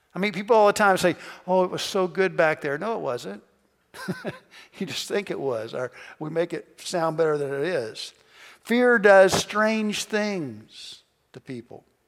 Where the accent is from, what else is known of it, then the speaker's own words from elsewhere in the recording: Kentucky, United States; I'm from Kentucky